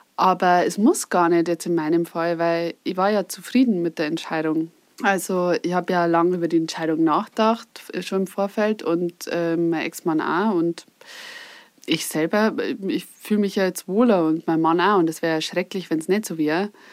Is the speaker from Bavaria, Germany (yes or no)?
yes; Upper Palatinate, Bavaria, Germany; moved away; ich komme ursprünglich aus der Oberpfalz